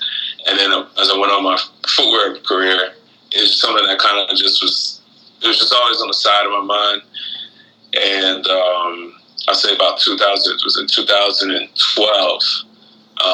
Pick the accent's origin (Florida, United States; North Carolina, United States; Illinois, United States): Florida, United States; also born or lived in Guyana / Detroit, United States / Portland, United States; I grew up in Florida, but I've bounced around a lot. Like my family, I was born in Guyana, and we lived in the islands. I grew up in Florida mainly.